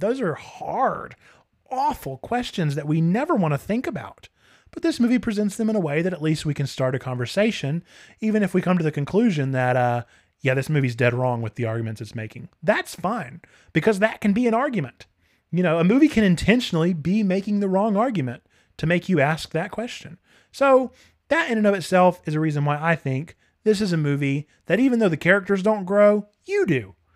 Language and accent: English; United States; as American consumers